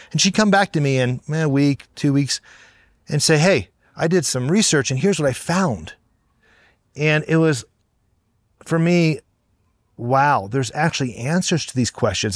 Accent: Cincinnati, Ohio, United States; Grew up in Cincinnati, Ohio

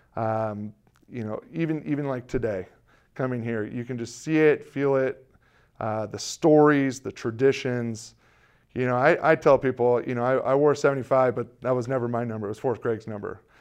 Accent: California, United States; growing up in California

